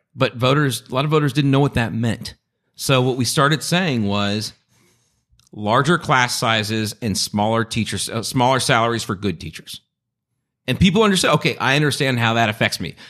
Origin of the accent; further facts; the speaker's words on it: Long Beach, California, United States; also born or lived in Los Angeles / Santa Monica; I grew up between Long Beach and L A and Santa Monica